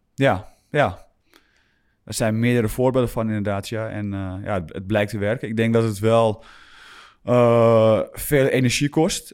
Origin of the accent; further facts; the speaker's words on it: Grootschermer, North Holland, Netherlands; moved away; also born or lived in Alkmaar / Utrecht; ik ben begonnen bij, bij GSV, niet, niet vergeten, in Groot Schermer